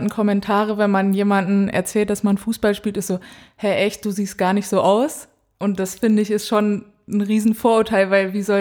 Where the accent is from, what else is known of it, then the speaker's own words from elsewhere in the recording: Dortmund, North Rhine-Westphalia, Germany; moved away as an adult; also born or lived in Cologne; now in Potsdam, Germany; ich bin 23 Jahre alt, ich komme aus Dortmund